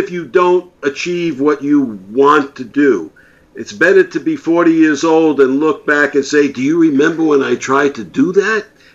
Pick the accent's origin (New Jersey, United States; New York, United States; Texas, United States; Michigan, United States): New York, United States; New York City; I was growing up in New York City